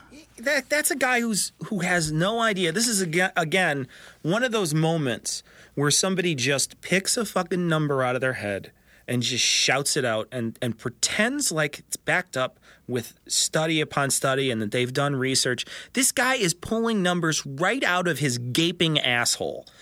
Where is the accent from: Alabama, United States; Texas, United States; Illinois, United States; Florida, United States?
Illinois, United States; Chicago; I'm from Chicago